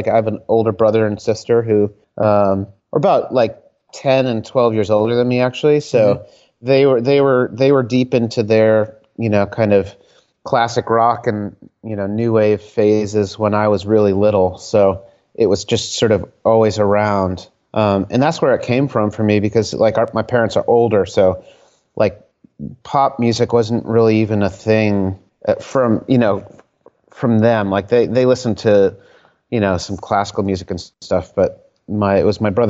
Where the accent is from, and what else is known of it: Connecticut, United States; born or raised there; moved away as an adult; also born or lived in Providence, Rhode Island / Virginia / San Francisco; now in Philadelphia, United States